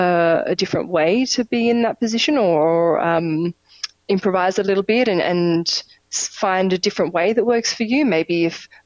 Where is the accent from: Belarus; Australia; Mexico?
Australia; moved away; also born or lived in Europe; I'm Australian, I go home.